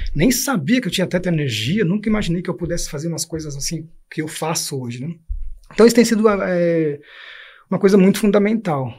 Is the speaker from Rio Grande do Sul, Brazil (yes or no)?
no; São Paulo, Brazil; also born or lived in Germany; levar 17 jovens da comunidade onde eu nasci e onde depois eu trabalhei como educador